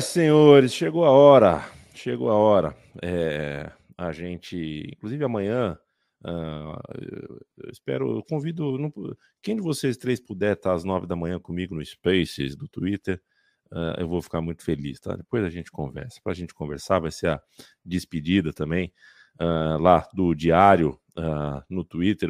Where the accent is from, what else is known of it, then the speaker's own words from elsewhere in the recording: Brazil; somos brasileiros, somos sul-americanos